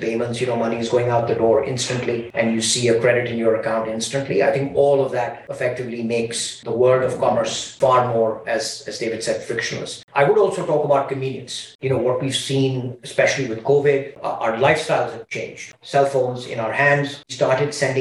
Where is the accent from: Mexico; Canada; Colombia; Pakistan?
Pakistan; moved away; I'm originally from Pakistan